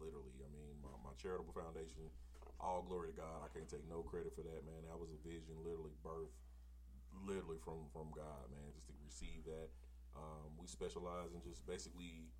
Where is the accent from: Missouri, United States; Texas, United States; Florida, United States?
Missouri, United States; St. Louis; I'm from Walnut Park